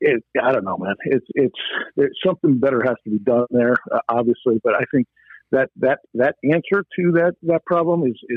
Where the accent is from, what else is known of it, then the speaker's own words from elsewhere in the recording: New York, United States; now in Arizona, United States; You know, I used to when I moved out here from New York. You know, and I used to just. You know, I would sit there and go, man, New York is so much better. And I want to go back.